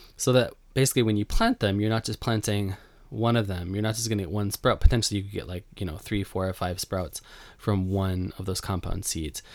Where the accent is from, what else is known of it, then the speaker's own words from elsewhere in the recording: Buffalo, New York, United States; moved away as an adult; now in Japan; I grew up in Buffalo